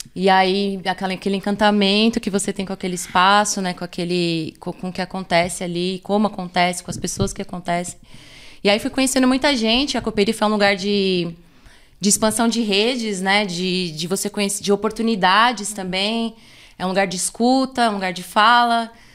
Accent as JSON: {"language": "Portuguese", "region": "São Paulo", "country": "Brazil", "tie": "born or raised there", "also_born_or_lived": "Capão Redondo", "said": "eu sou de uma outra Zona Sul que é ali mais da região do, do bairro do Socorro"}